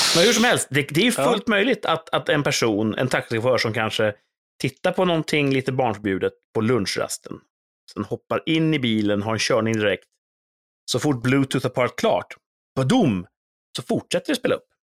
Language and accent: Swedish; Sweden; som svensk